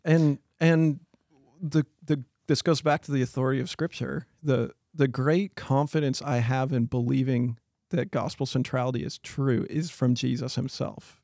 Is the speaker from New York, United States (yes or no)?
no; Chewelah, Washington, United States; I grew up in Cholula, Washington